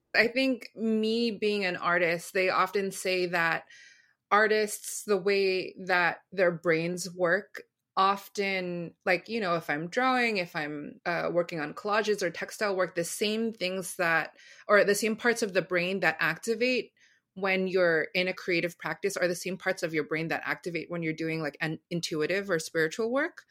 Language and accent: English; United States; going out into American schools